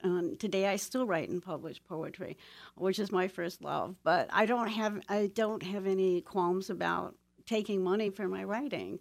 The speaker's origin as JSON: {"language": "English", "town": "Toledo", "region": "Ohio", "country": "United States", "tie": "born or raised there", "moved": "yes", "said": "I was born and raised in Toledo, Ohio, in the heart of the Industrial Belt"}